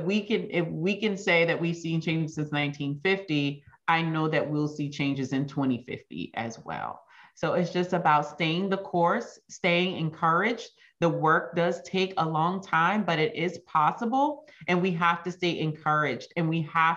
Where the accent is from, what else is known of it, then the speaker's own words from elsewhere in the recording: United States; there are some characteristics about being an American that don't always serve us well